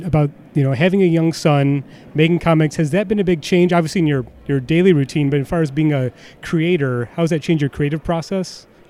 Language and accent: English; Detroit, Michigan, United States; now in Chicago, United States; I'm from Detroit, so I have the third option. So Detroit pizza is clearly the best.